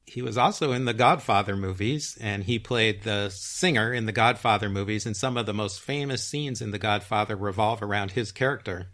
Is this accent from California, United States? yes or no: yes; Beverly Hills, California, United States; We grew up together in Beverly Hills in the 1980s